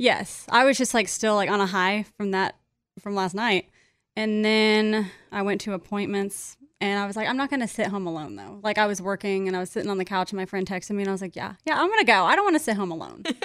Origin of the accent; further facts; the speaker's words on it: Kansas, United States; now in Nashville, United States; we're both from Kansas, all my friends from Kansas